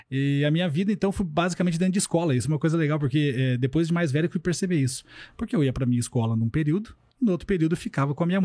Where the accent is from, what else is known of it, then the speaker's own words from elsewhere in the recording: Curitiba, Paraná, Brazil; Curitiba. Curitiba. Sou de Curitiba, é, moro lá até hoje. Morei um ano fora, mas isso depois de mais velho.